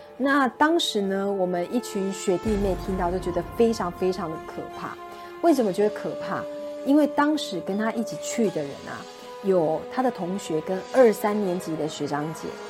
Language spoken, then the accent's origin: Chinese; Taipei, Taiwan; 因为我是台北人，以前没有什么搭船的经验